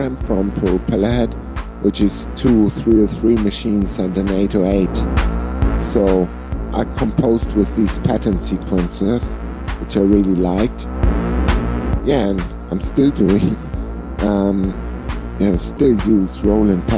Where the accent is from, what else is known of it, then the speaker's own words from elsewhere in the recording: Flensburg, Schleswig-Holstein, Germany; so I was singing two bands here in my hometown Flensburg.